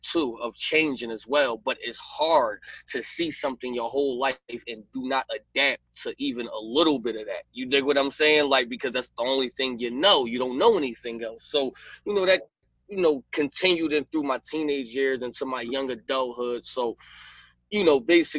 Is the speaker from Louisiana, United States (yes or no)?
no; Philadelphia, Pennsylvania, United States; I'm from Philly